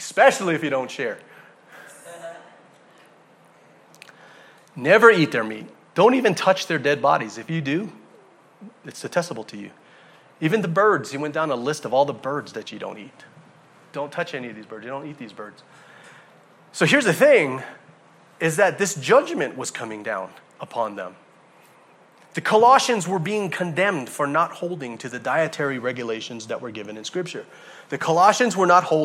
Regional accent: Hawaii, United States; I'm from Hawaii. We pride ourselves in believing that anything in the ocean, alive or dead, is eaten by us. Right? People from Hawaii, we eat everything in the ocean.

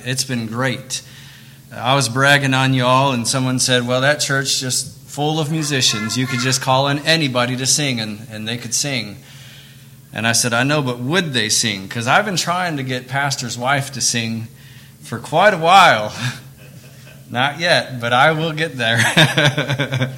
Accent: Michigan, United States; moved away; also born or lived in Camden, Tennessee; They moved us up to Michigan.

